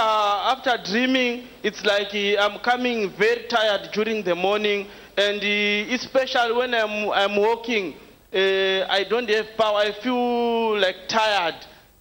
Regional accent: Zimbabwe; moved away; I came from Zimbabwe.

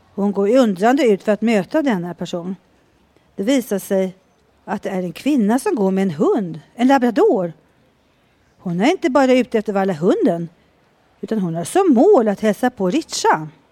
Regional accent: Mora, Dalarna County, Sweden; moved away; Från jag är eh, från Dalarna.

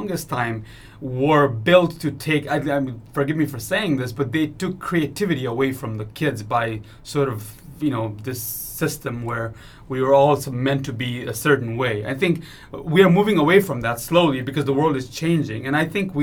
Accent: Kathmandu, Bagmati, Nepal; moved away as an adult; also born or lived in United States; I grew up in Kathmandu and went to schools in Nepal

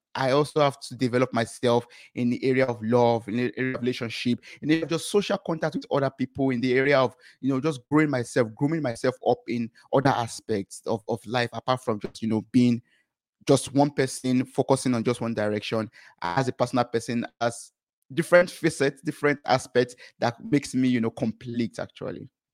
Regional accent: Nigeria; moved away as an adult; I come from Nigeria

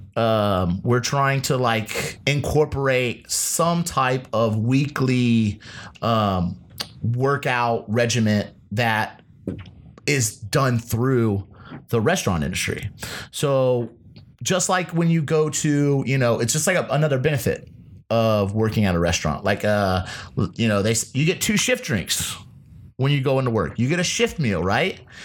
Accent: Ohio, United States; also born or lived in Las Vegas; now in Los Angeles, United States; Being a Midwesterner myself okay. uh, from Ohio

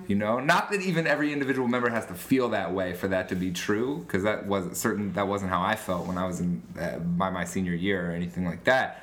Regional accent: Cincinnati, Ohio, United States; growing up in Cincinnati

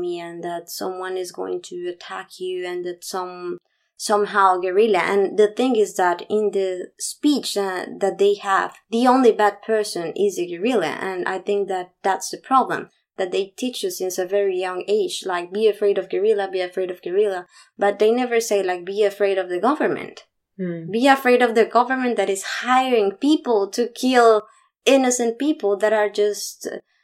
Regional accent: Bogotá, Colombia; I was born in Bogota. That was my bubble

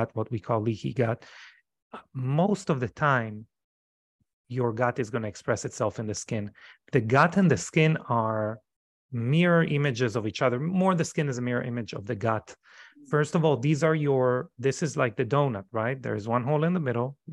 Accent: Israel; moved away as an adult; now in United States; I come from Israel. Israel is a very traumatizing society

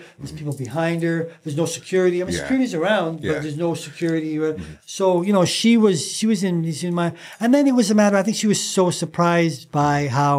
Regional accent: Leeds, Yorkshire and the Humber, United Kingdom; now in Canada; we're from the same city. Yes. We're both from Leeds.

